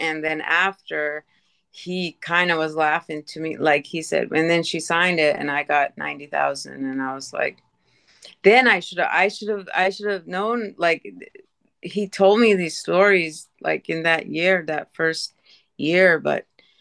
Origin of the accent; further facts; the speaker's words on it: Eskasoni, Cape Breton Island, Nova Scotia, Canada; also born or lived in Sydney, Nova Scotia; it's a reservation called Esksoni. It's the largest Mi'kmaq reservation in the world